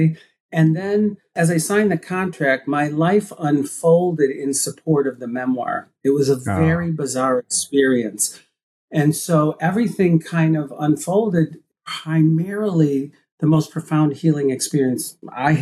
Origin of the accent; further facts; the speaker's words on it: Midwest, United States; being gay and growing up in the Midwest